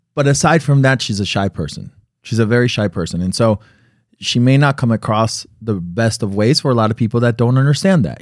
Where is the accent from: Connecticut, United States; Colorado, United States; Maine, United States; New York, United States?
Connecticut, United States; I was born in Connecticut